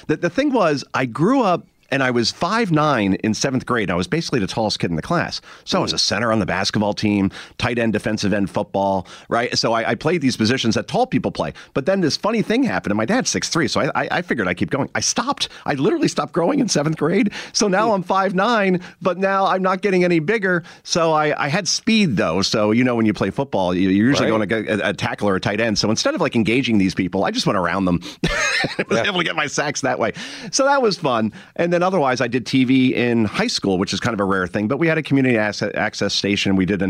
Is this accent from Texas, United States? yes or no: no; New Jersey, United States; accent: New Jersey; I had to eliminate my New Jersey accent because Joe Concha, and this comes out once in a while if, you know, one bourbon becomes three, I had a nasal A, handle, candle. It's how we talk in Jersey, right?